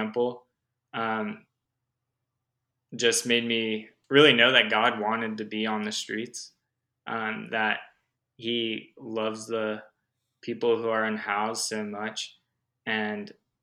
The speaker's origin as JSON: {"language": "English", "town": "Los Angeles", "region": "California", "country": "United States", "tie": "born or raised there", "also_born_or_lived": "Humboldt County, California", "said": "I was actually born and raised in Los Angeles, California"}